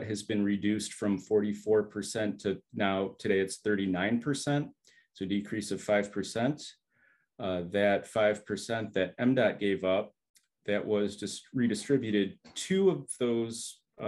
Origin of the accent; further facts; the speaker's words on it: Southfield, Michigan, United States; I grew up in Southfield in the late 80s, early 90s